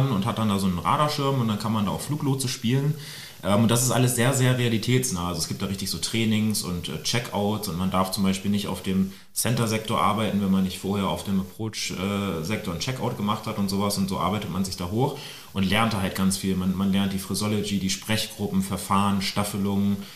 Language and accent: German; Celle, Lower Saxony, Germany; Ich bin in Celle aufgewachsen, also relativ ähm, nah an, an, Hannover. Und ähm, ja, da war ich 14